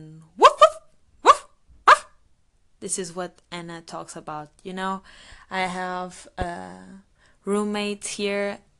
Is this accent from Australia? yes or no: no; Portugal; moved away as an adult; now in United Kingdom; a digital marketing master student studying in the UK, although I am from Portugal.